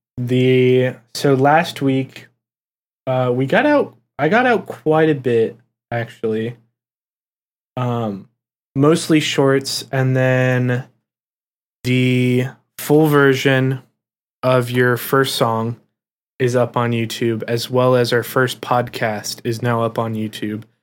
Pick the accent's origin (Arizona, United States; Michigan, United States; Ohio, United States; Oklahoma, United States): Ohio, United States; we're from Ohio